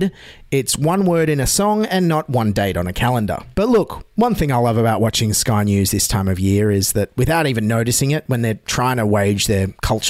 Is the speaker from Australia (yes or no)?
yes; Australia